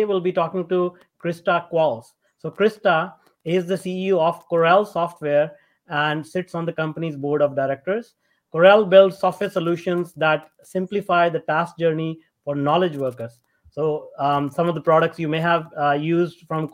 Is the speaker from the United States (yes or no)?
no; India; I was born and brought up in India.